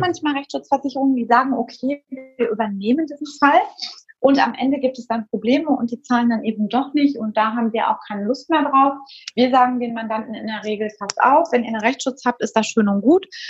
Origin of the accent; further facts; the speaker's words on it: Germany; hier bei uns in Deutschland